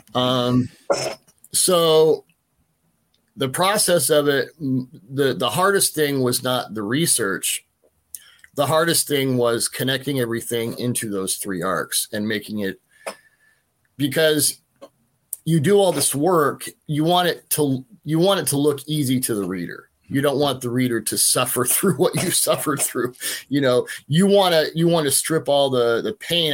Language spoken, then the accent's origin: English; Denver, Colorado, United States; I grew up in Denver and, you know, Broncos and whatnot